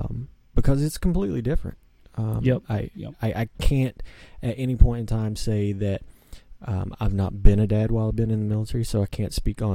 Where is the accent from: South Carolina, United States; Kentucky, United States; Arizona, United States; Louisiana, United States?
Kentucky, United States; Tomahawk; moved away as an adult; also born or lived in Florida; So I grew up in Eastern Kentucky. I was born in Florida. Grew up in Eastern Kentucky in one of those towns that has a stop sign and that's it.